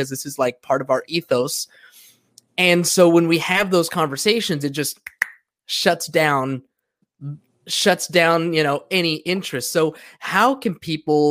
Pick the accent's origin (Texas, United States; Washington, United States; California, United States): California, United States; Southern; I grew up here in Southern California, you know, Mexican, surrounded by a bunch of Mexicans